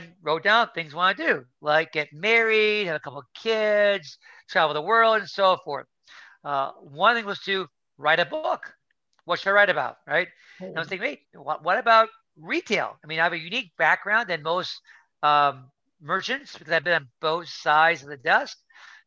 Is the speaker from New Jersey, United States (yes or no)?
no; Chicago, Illinois, United States; also born or lived in New York; I was born here in New York and raised in Illinois or Chicago